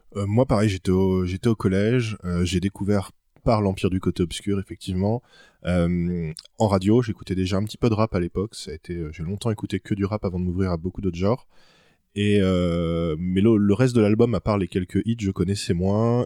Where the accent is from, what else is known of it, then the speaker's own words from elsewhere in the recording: Orléans, Centre-Val de Loire, France; j'ai 30 ans, je viens d'Orléans